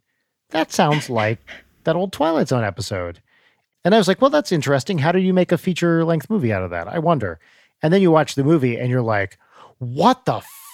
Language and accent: English; Santa Barbara, California, United States; I'm from Santa Barbara, he's from San Diego